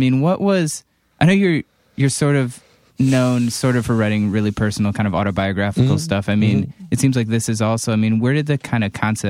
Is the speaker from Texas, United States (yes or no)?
no; Cleveland, Ohio, United States